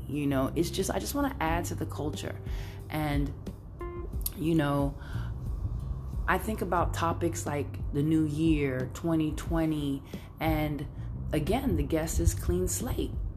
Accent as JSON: {"language": "English", "town": "New York City", "region": "New York", "country": "United States", "moved": "yes", "lives_now": "San Francisco, United States", "said": "I'm Brooklyn all day, all day, all day, all day."}